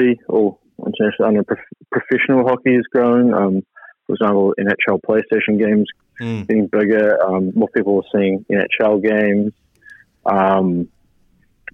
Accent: Otago, New Zealand; growing up in Otago

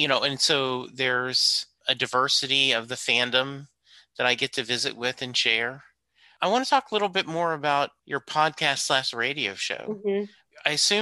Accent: Leesville, Louisiana, United States; born there; So I was born in a small town called Leesville, Louisiana.

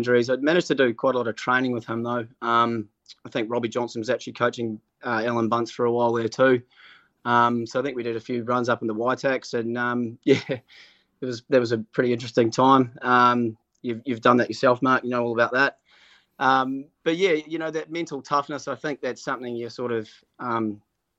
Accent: Auckland, New Zealand; born or raised there

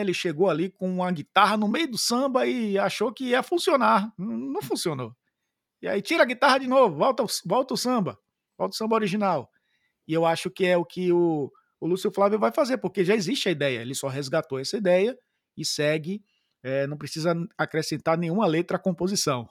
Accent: Santo Amaro, Bahia, Brazil; da mesma cidade onde eu fui criado, que é Santo Amaro. Minha mãe é de Santo Amaro

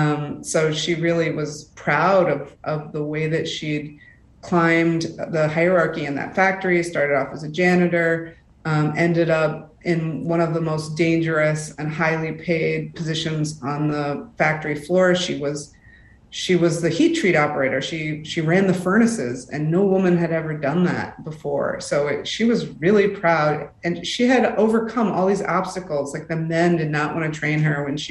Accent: Rust Belt, United States; I am from the Rust Belt

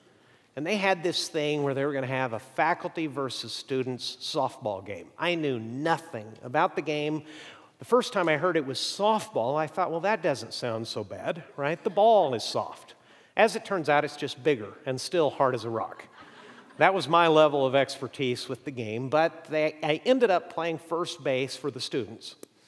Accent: Mexico; I grew up in Mexico, and I always went to the local schools, except for one year, I was in a school set up by American missionaries for the children of missionaries.

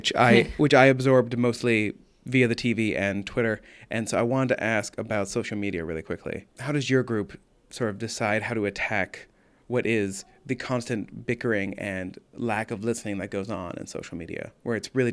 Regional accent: United States; We as American Jews

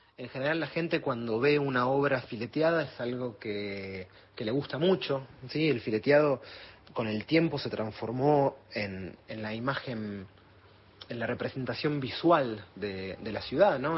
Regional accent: Buenos Aires, Argentina; yo me crié en Almagro, casi en el Abasto

